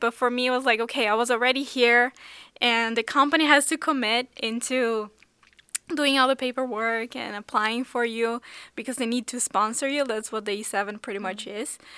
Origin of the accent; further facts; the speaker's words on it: São Paulo, Brazil; now in Seoul, South Korea; I grew up in Sao Paulo in Brazil